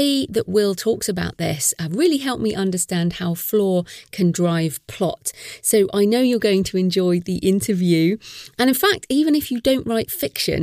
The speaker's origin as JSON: {"language": "English", "country": "United Kingdom", "said": "I'm British"}